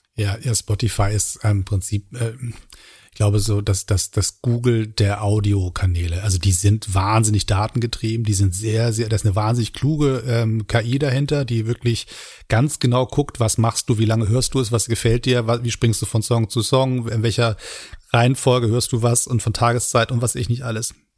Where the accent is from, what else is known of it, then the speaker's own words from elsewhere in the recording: Hamburg, Germany; now in Berlin, Germany; meiner Heimatstadt Hamburg